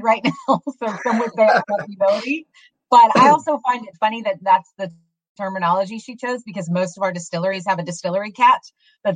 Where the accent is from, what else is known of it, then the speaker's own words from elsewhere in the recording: Nashville, Tennessee, United States; I'm from the Nashville area originally, so I'm kind of one of those unicorns in the city. But I grew up here